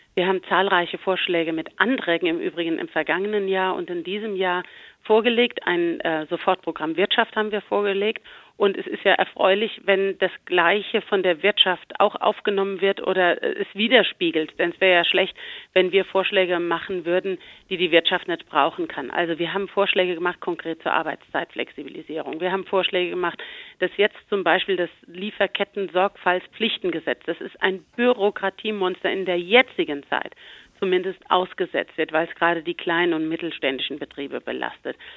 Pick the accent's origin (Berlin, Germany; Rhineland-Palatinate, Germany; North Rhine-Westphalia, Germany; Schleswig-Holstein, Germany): Rhineland-Palatinate, Germany; Bei uns in Rheinland-Pfalz